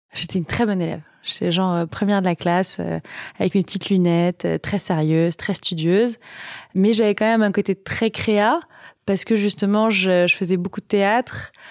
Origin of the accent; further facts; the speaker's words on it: Vichy, Auvergne-Rhône-Alpes, France; also born or lived in Moulins; Je suis née à Moulins et j'ai grandi à Vichy